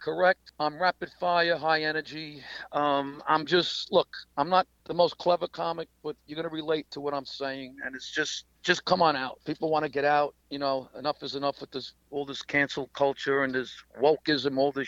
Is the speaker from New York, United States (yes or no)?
yes; New York City, New York, United States; also born or lived in Staten Island; Growing up in Brooklyn and Staten Island